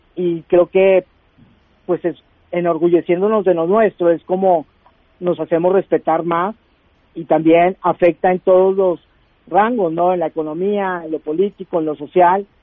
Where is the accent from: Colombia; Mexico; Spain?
Mexico; now in United States; tanto como latino, como mexicano y como inmigrante